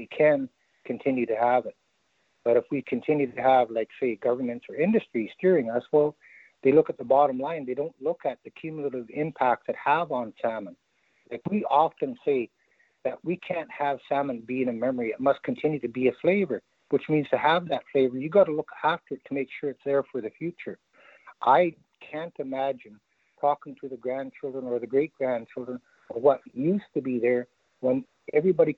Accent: Wet'suwet'en territory, born in Prince Rupert, British Columbia, Canada; also born or lived in North Pacific Cannery, British Columbia; in the winters, we were raised in Tulpa on the territory here

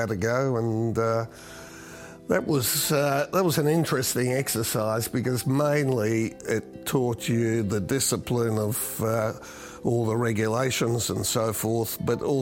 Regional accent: Melbourne, Victoria, Australia; I was born in Melbourne in the early 50s.

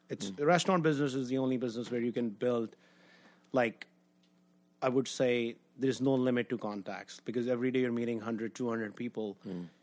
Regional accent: Delhi, India; moved away as an adult; now in United States; I was born in Delhi, raised in Delhi

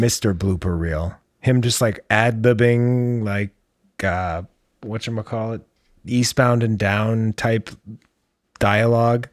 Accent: United States; I am American.

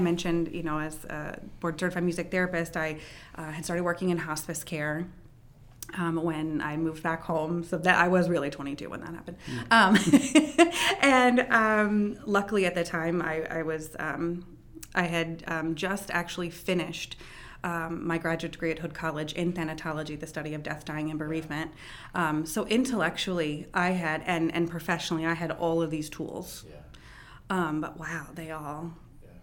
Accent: Frederick, Maryland, United States; I am a Frederick native, uh, born and raised here.

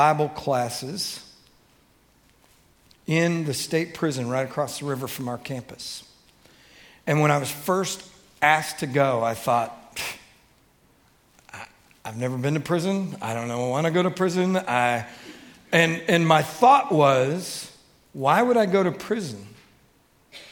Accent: Detroit, Michigan, United States; I grew up in Detroit, Michigan

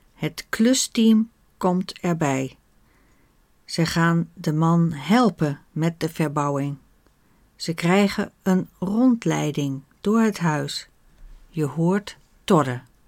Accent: Netherlands; Wij Nederlanders

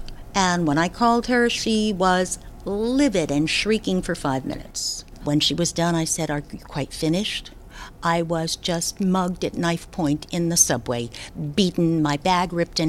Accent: Passaic, New Jersey, United States; I'm from Passaic, New Jersey.

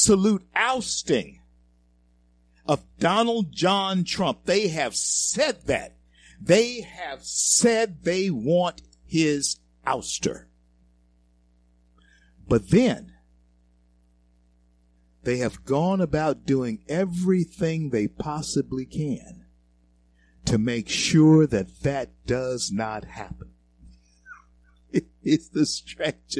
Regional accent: Shreveport, Louisiana, United States; my hometown, Shreveport, Louisiana

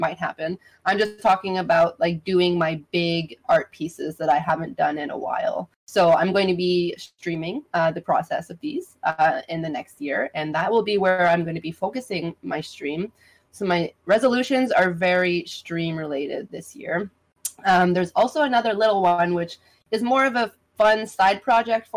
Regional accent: Canada; that's the joys of being Canadian

